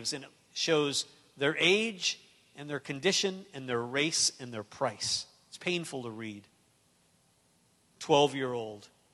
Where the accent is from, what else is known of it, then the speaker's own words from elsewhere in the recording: North Dakota, United States; I grew up in North Dakota.